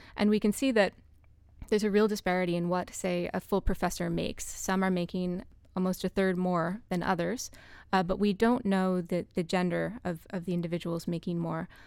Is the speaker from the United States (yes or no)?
yes; United States; as an American